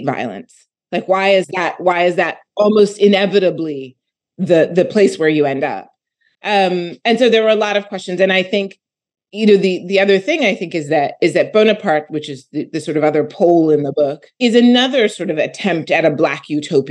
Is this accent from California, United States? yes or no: no; Philadelphia, Pennsylvania, United States; I'm from Philadelphia